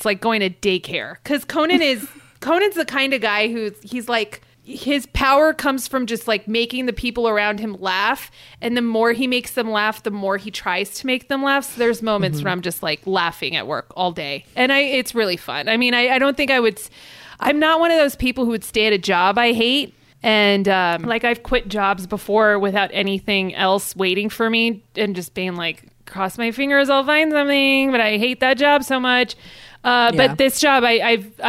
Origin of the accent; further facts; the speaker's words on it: Los Angeles, California, United States; I'm from Los Angeles